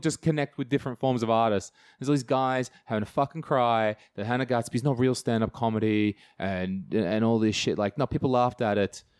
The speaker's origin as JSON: {"language": "English", "region": "country New South Wales", "country": "Australia", "tie": "born or raised there", "moved": "yes", "said": "I grew up in Australia. Yeah, home and away style. I'm not joking about that. Terrible home and away is where I grew up. And, uh, I love, yeah, country, New South Wales"}